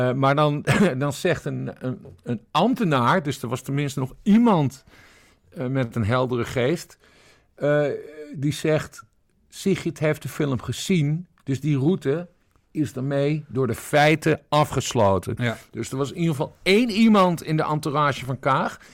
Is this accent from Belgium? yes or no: no; Friesland, Netherlands; Ik ben geboren en getogen Fries. Ik kom uit de Woorden. Ik ben een Wardpiek.